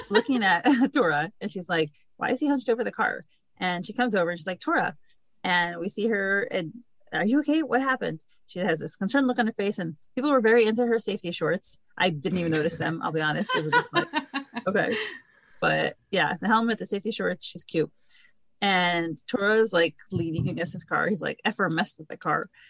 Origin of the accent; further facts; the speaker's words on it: New York City, New York, United States; I grew up in Brooklyn, New York